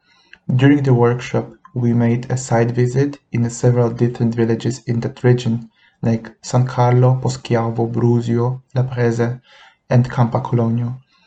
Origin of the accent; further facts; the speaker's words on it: Poland; moved away as an adult; now in Liechtenstein; I come from Poland. Currently, I'm an ACTECH student at the University of Liechtenstein.